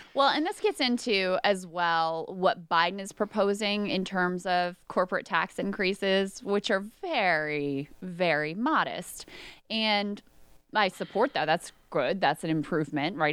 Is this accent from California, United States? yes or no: no; King George, Virginia, United States; I live in the town that I grew up in, King George, where I grew up, high school, all that stuff